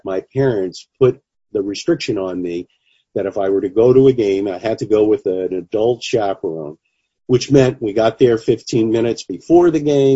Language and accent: English; New York City, New York, United States; I grew up in the Bronx. I actually grew up 4.5 miles from home plate of Yankee Stadium